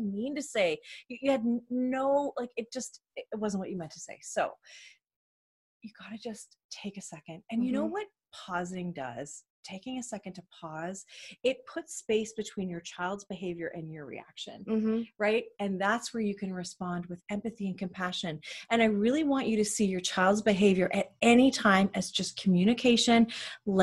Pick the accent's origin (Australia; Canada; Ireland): Canada; Proud Canadians. Yep, unapologetic.